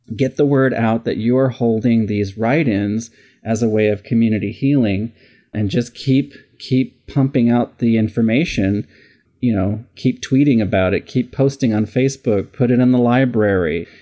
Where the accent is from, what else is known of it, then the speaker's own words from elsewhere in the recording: Simi Valley, California, United States; I grew up in this really tiny little town called Simi Valley, California